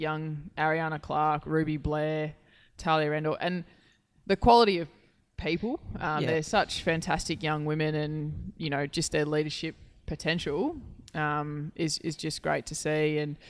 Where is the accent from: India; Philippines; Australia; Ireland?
Australia; Queensland; now in Victoria, Australia; being a Queenslander and myself, before coming down to Victoria.